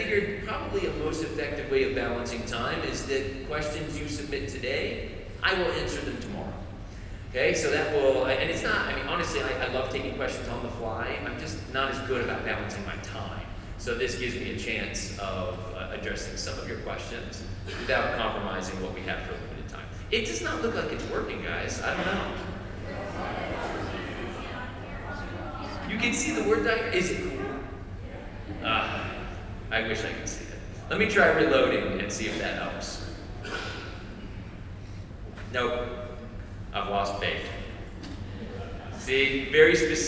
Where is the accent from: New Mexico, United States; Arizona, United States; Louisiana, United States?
Arizona, United States; also born or lived in Georgia; now in North Carolina, United States; I'm from Arizona originally